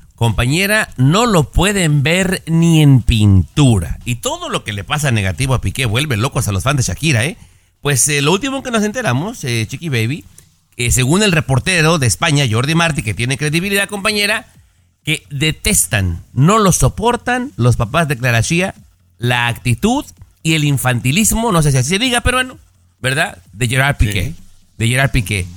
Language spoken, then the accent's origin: Spanish; Mexico; como mexicano